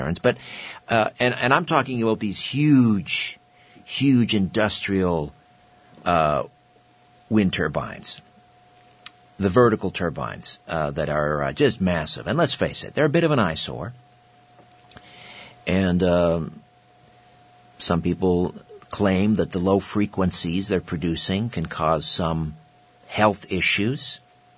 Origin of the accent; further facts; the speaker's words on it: Brantford, Ontario, Canada; In my hometown, Brantford, here in southern Ontario, in Brant County